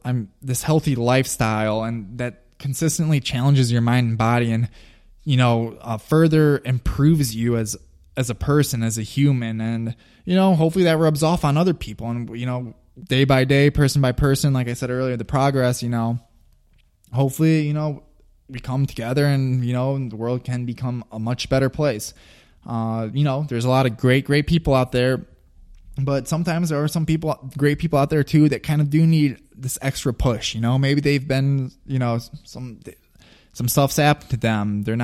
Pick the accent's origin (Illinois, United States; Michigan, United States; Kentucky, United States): Illinois, United States; Long Grove; I grew up in Long Grove, Illinois, which is a suburb of Chicago. Both my parents are immigrants from Eastern Europe.